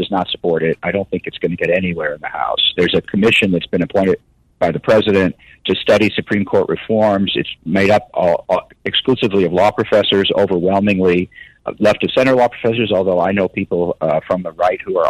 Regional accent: Calumet City, Illinois, United States; moved away; I grew up in Chicago area. Calumet City was where I grew up

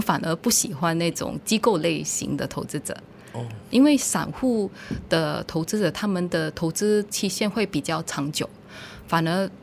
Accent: Malaysia; 我们是比土生土长的马来西亚人

